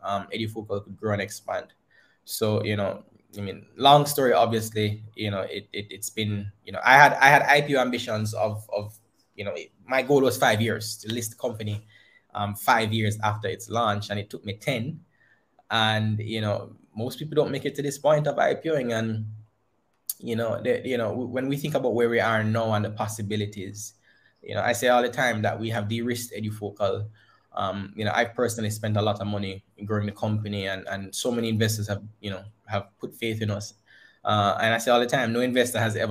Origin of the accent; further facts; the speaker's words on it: Christiana, Manchester Parish, Jamaica; growing up in Christiana.